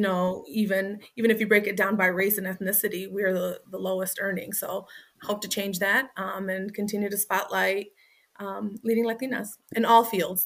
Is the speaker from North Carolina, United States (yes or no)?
no; Waukegan, Illinois, United States; kids in my setting that I grew up in Waukegan